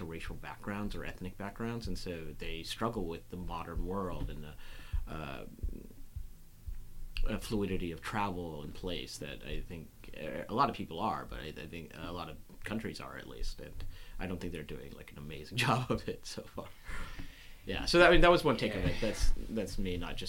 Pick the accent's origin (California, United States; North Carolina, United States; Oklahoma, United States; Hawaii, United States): North Carolina, United States; Durham; I grew up in the South. I grew up in Durham, North Carolina, which is pretty mixed.